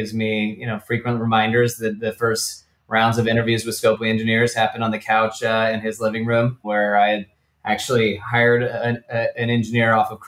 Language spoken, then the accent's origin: English; Atlanta, Georgia, United States; moved away as an adult; also born or lived in New England; now in Los Angeles, United States; I grew up in Atlanta, was there for, you know, the first 18 years of my life